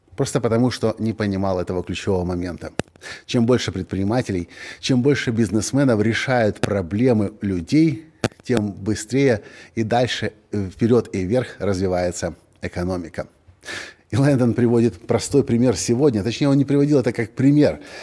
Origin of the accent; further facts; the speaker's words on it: Ukraine; мы из Украины